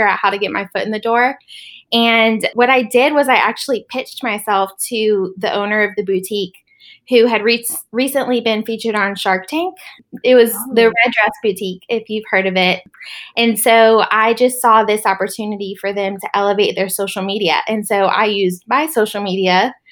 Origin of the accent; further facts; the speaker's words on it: Charlotte, North Carolina, United States; I was born and raised in Charlotte, North Carolina